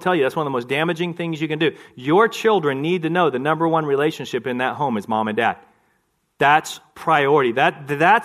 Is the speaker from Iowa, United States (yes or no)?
no; Texas, United States; I grew up in Texas